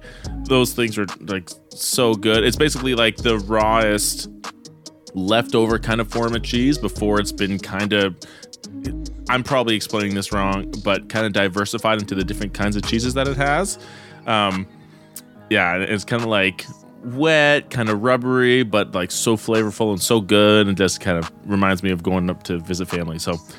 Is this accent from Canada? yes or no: yes; Canada; I'm French Canadian